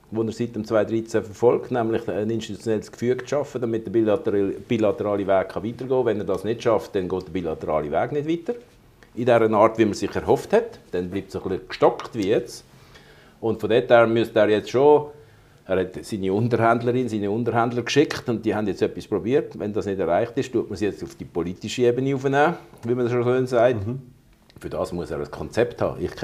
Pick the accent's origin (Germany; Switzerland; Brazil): Switzerland; Und das finde ich eigentlich als Schweizer, Demo Schweizer demokratische Gesellschaft total komisch